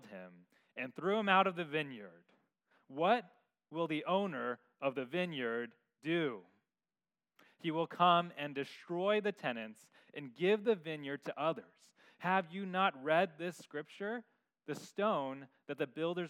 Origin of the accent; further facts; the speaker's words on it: San Francisco, California, United States; growing up in San Francisco, in my backyard was concrete